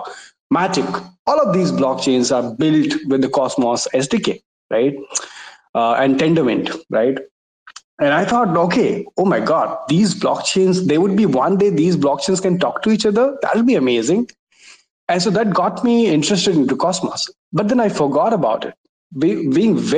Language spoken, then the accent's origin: English; India; I'm from India.